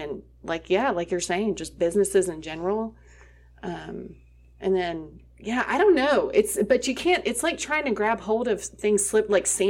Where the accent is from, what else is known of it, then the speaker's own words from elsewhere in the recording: England, United Kingdom; I grew up over in England, and there were a lot of stuff we read.